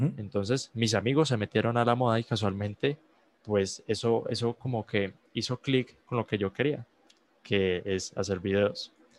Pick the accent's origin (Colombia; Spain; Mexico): Colombia; yo soy un muchacho de Colombia